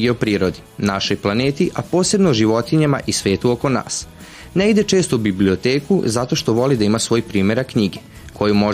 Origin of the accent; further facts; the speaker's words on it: Titel, Vojvodina, Serbia; A znate vi odakle sam ja? Ne. Ja sam iz Titela.